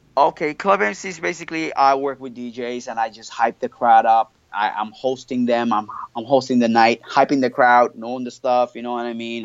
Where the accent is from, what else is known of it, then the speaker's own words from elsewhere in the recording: Montreal, Quebec, Canada; first language French; English is a second language; moved away as an adult; also born or lived in Australia; now in Indonesia; I was born and raised in Montreal, so I, French is my first language.